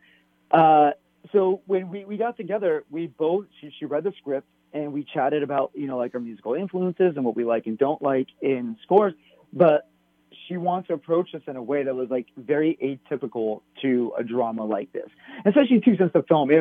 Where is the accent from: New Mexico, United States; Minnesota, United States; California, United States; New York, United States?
New Mexico, United States; Albuquerque; I grew up in Albuquerque.